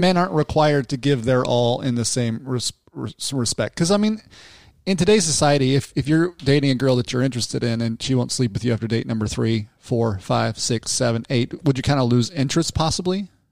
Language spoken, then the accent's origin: English; Salt Lake City, Utah, United States; I grew up in Salt Lake City myself